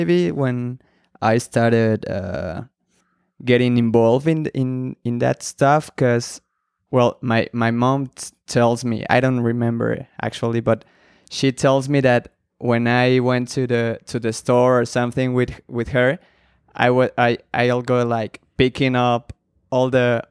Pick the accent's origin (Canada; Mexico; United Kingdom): Mexico; State of Mexico; I was born in Mexico City. I was raised in the state of Mexico, and then I studied in Mexico City